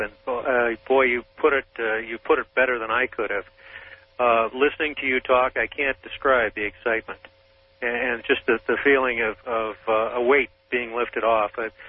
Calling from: Bothell, Washington, United States; I'm calling from Bothell, Washington, KBI.

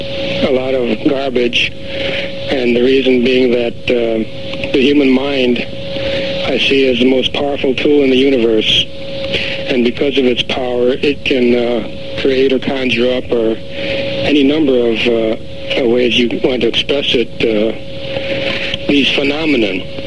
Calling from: Grants Pass, Oregon, United States; Grants Pass.

